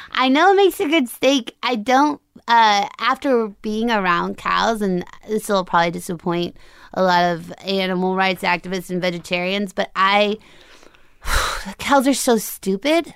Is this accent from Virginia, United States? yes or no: no; Longmont, Colorado, United States; moved away; right by Boulder, so it's a town called Longmont, which is, like, fifteen minutes outside of Boulder.